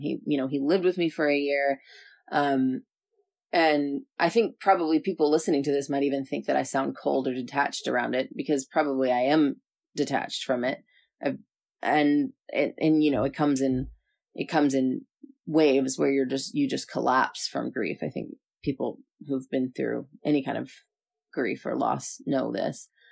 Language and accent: English; Southern California, United States; moved away; I'm from Southern California